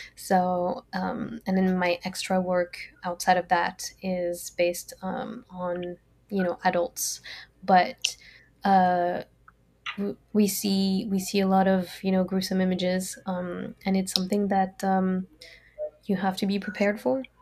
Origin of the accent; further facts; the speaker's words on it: France; English is a second language; moved away as an adult; also born or lived in Brazil / California / Dundee, Scotland; now in United States; I grew up in France. I was born in Brazil, but I grew up in France